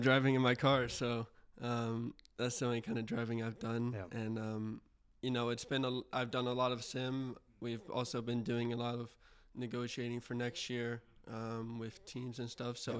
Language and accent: English; Houston, Texas, United States; I'm from Houston